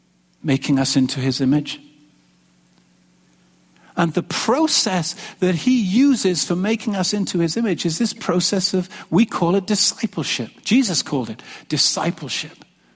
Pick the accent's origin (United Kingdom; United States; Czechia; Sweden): United Kingdom; England; moved away as an adult; When I came from England back in 1992, seems like a long time ago now, 29 years old, some of you remember me then.